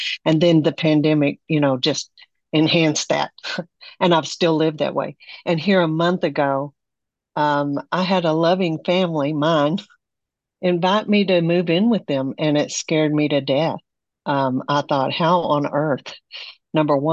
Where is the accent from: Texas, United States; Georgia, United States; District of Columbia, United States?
Texas, United States; Amarillo; now in Bay Area, United States; I'm from Amarillo, Texas